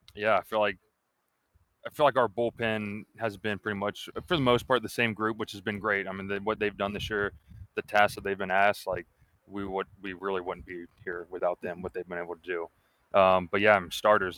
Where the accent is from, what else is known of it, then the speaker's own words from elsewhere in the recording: Atlanta, Georgia, United States; moved away as an adult; now in Kentucky, United States; I grew up in Atlanta, I love it, but it's it's a huge city